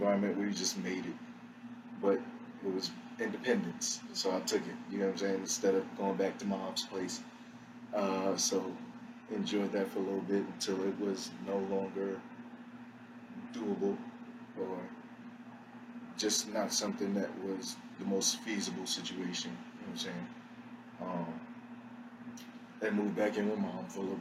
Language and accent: English; New York City, New York, United States; moved away as an adult; grew up in the Bronx. Didn't move from the Bronx until 21, 22